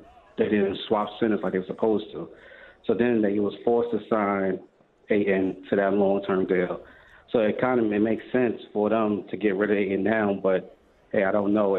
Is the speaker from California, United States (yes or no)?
no; New York City, New York, United States; I'm from Harlem, New York, so my accent a little too strong.